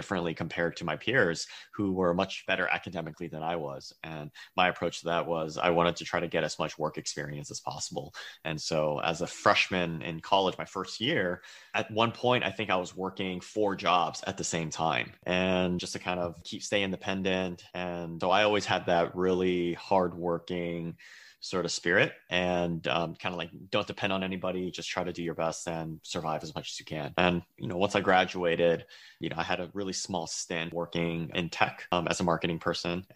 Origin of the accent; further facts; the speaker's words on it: San Francisco, California, United States; I was born and raised in San Francisco to Chinese immigrant parents